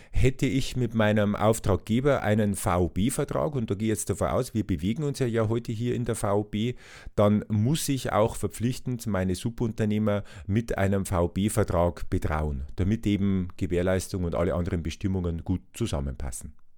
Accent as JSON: {"language": "German", "town": "Regensburg", "region": "Bavaria", "country": "Germany", "tie": "born or raised there", "said": "ich bin ja in Regensburg aufgewachsen"}